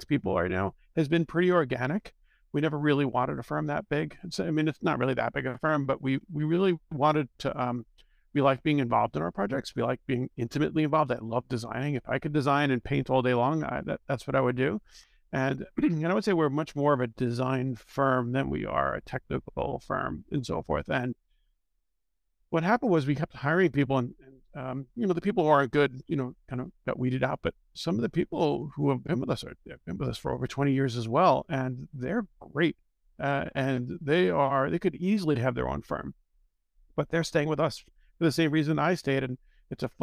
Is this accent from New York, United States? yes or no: yes; Long Island, New York, United States; I spent most of my time as a kid growing up on Long Island in the city when I could.